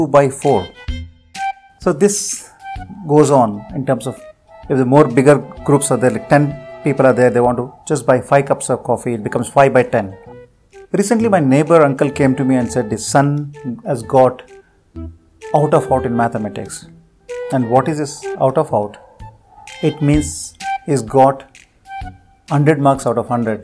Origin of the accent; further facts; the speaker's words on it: Bengaluru, Karnataka, India; I'm from Bengaluru.